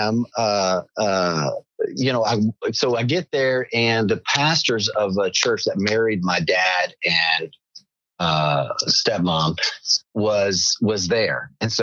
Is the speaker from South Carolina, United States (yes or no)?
yes; South Carolina, United States; moved away as an adult; also born or lived in Northern California; I grew up in South Carolina.